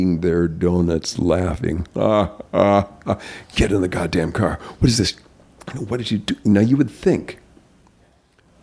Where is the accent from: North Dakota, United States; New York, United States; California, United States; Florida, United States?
North Dakota, United States; moved away as an adult; also born or lived in Arizona / Los Angeles; I was a hick from North Dakota.